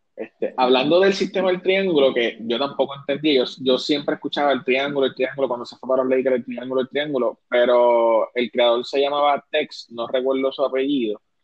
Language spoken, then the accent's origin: Spanish; Isabela, Puerto Rico; yo me crié en Isabela y soy gallito